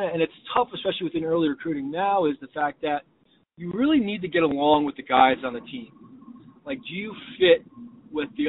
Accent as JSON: {"language": "English", "town": "New Fairfield", "region": "Connecticut", "country": "United States", "tie": "born or raised there", "said": "I grew up in New Fairfield, Connecticut, playing lacrosse"}